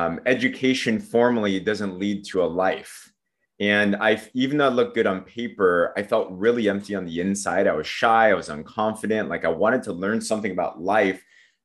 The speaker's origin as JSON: {"language": "English", "town": "San Diego", "region": "California", "country": "United States", "tie": "born or raised there", "said": "I grew up in San Diego, California. Okay. Yeah, so pretty much a Cali kid."}